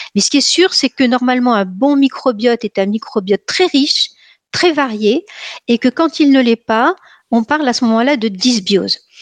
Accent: Nice, Provence-Alpes-Côte d'Azur, France; je suis niçoise

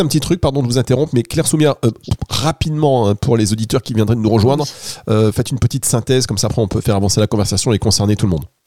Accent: Dunkirk, Hauts-de-France, France; je suis originaire du Nord, donc de Dunkerque

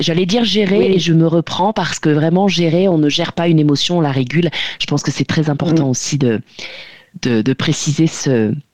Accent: the North, northern France, France; on vient du Nord

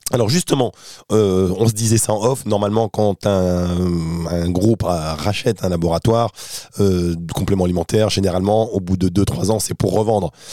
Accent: France; en France, hein, on est français, on aime bien le made in France

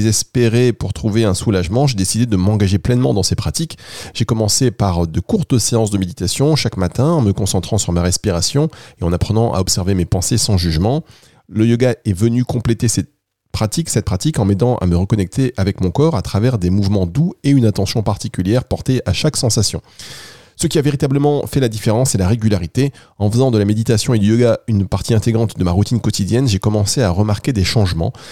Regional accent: Angers, Pays de la Loire, France; je viens d'Angers.

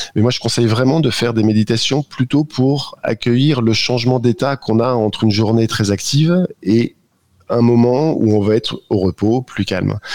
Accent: the Nord, Hauts-de-France, France; je suis du Nord

